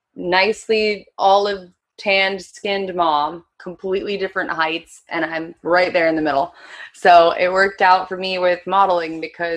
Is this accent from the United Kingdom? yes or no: no; South Korea; also born or lived in Japan / United States / Philippines; I was born in Japan, raised mostly in Korea